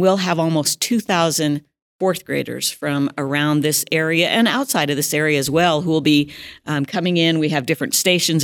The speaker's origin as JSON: {"language": "English", "town": "Chinook", "region": "Montana", "country": "United States", "tie": "born or raised there", "lives_now": "Billings, United States", "said": "I am a native of Montana. I was born and raised in Chinook"}